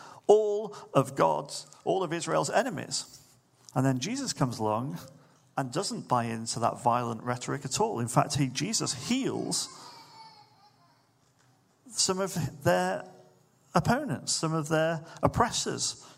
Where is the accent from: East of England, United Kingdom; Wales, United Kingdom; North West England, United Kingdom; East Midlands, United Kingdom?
North West England, United Kingdom; Manchester; I remember growing up in Manchester in the 90s